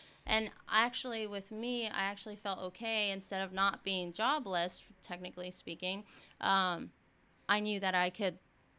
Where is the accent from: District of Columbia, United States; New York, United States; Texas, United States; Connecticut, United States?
Texas, United States